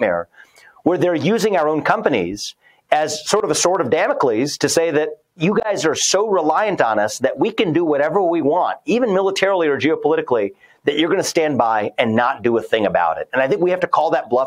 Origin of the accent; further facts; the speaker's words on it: Ohio, United States; Ohio is my home state